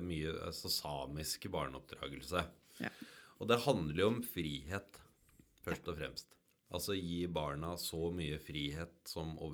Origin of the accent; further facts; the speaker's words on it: Hamarøy, Nordland, Norway; Jeg vokste opp i fjærsteinene utafor Hamarøya.